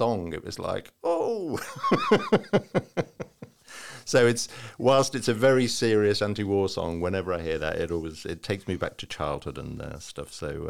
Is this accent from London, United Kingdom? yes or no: no; Liverpool, North West England, United Kingdom; I had an Auntie Barbara, and I grew up in Liverpool, and this was the Liverpool Irish side of the family.